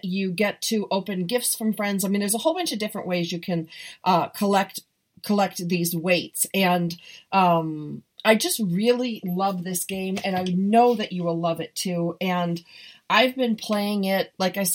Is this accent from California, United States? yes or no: yes; Southern California, United States; I'm from Southern California and I'm living 30 minutes from the beach